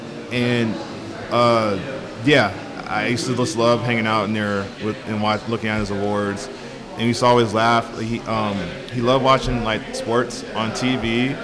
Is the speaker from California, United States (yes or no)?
yes; San Francisco, California, United States; I grew up in San Francisco.